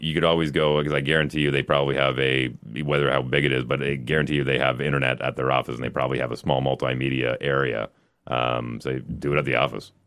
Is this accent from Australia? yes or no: no; Canada; as a Canadian